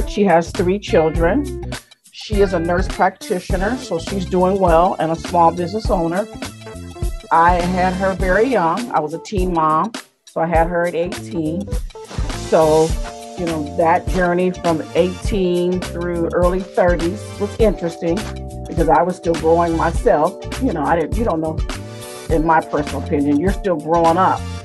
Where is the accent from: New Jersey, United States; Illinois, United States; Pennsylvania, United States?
Illinois, United States; Springfield; I was born in Springfield, Illinois